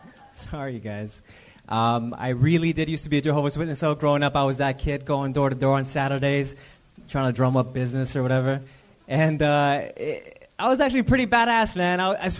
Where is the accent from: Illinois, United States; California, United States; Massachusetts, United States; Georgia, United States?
California, United States; La Mirada; now in Whittier, United States